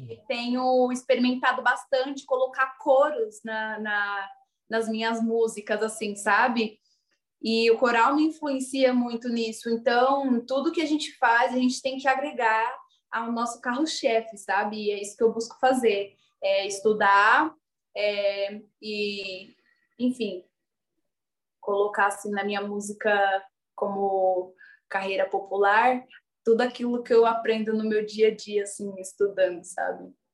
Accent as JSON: {"language": "Portuguese", "town": "Diadema", "region": "São Paulo", "country": "Brazil", "tie": "born or raised there", "also_born_or_lived": "Butantã, São Paulo", "moved": "as an adult", "lives_now": "São Paulo, Brazil", "said": "fui nascida e criada em Diadema"}